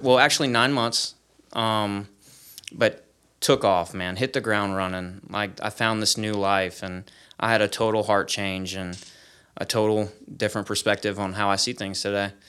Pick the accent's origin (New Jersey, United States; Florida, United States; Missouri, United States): Florida, United States; Polk County in Sarasota; I'm from Polk County in Sarasota, Florida